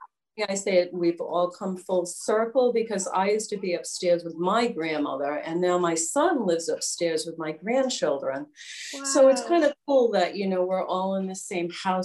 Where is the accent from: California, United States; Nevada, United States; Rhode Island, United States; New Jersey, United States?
Rhode Island, United States; Westerly; now in Wakefield, United States; I grew up in Westerly, and I moved, 30 minutes away to Wakefield.